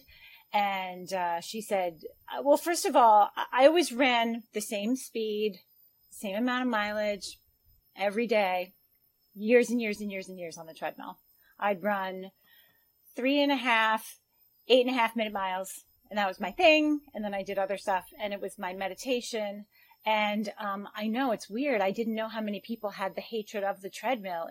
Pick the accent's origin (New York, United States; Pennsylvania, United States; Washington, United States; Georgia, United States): New York, United States; also born or lived in Long Island; I am from the United States, from New York. I live in a suburb outside of New York City, on Long Island